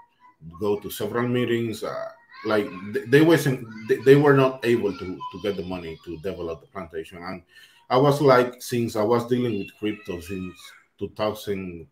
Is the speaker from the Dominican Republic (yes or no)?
yes; Dominican Republic; I'm from the Dominican Republic